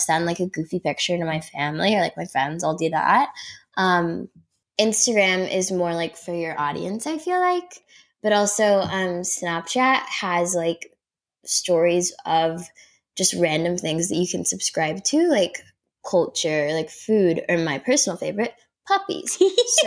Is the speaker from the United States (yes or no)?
yes; Kansas, United States; moved away; my home state